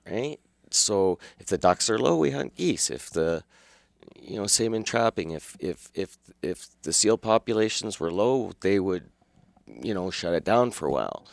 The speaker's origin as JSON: {"language": "English", "town": "Calgary", "region": "Alberta", "country": "Canada", "tie": "born or raised there", "accent": "Calgary", "said": "I was born and raised in Calgary"}